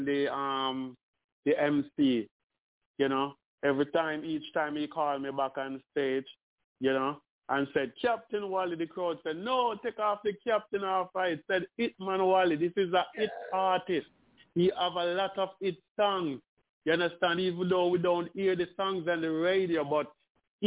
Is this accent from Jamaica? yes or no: yes; Spanish Town, Saint Catherine, Jamaica; I'm from Spanish Town